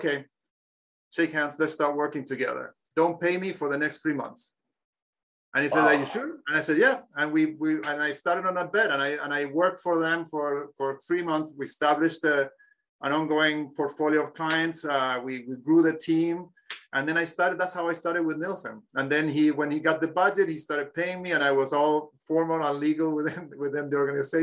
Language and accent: English; Chile; moved away; I'm from Chile.